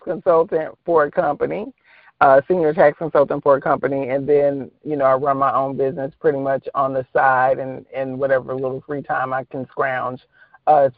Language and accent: English; Mississippi, United States; also born or lived in Indiana; now in Dallas, United States; raised in Mississippi